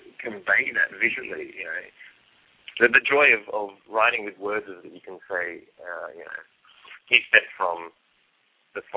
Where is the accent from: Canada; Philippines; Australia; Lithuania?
Australia; I'm an Australian